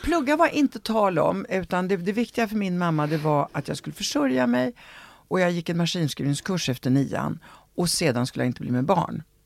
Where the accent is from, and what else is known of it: Sweden; born or raised there; also born or lived in Italy / Rome